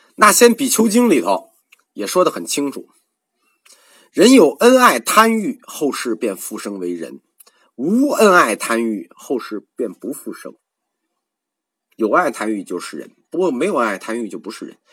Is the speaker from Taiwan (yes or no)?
no; China; 我们中国人